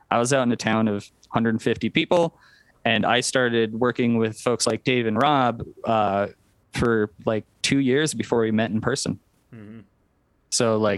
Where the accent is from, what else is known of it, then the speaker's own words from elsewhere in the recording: Wyoming, United States; Yeah, I mean it's a tundra where I live, so it's 8 months of winter and lots of wind.